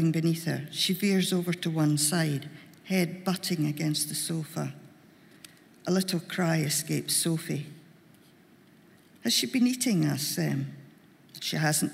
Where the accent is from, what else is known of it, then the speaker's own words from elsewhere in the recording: Glasgow, Scotland, United Kingdom; accent: Glaswegian; I'm a Glaswegian, I can't do upper-class accent.